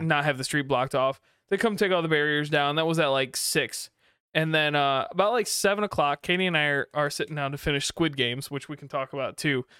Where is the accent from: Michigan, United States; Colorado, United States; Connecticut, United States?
Michigan, United States; Kalamazoo; I grew up in Kalamazoo